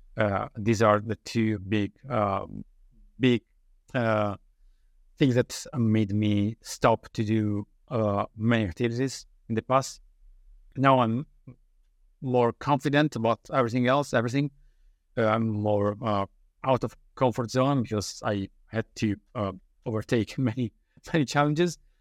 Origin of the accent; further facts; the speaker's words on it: Italy; English is a second language; moved away as an adult; also born or lived in Dublin, Ireland; now in United Kingdom; in Italy, I've been living in my hometown for, well, most of my life